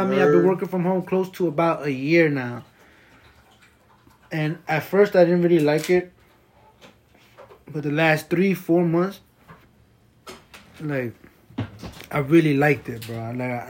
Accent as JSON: {"language": "English", "area": "Passaic County", "region": "New Jersey", "country": "United States", "said": "we're from Jersey, Northeast, Passaic County. is where we reside."}